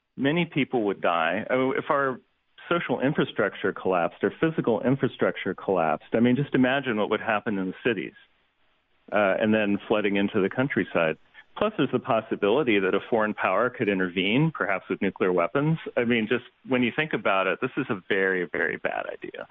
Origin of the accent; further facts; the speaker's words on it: Ohio, United States; I'm a Yankee from Ohio